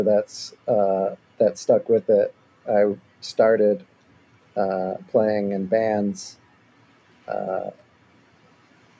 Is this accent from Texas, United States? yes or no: no; Michigan, United States; now in Austin, United States; I am from Michigan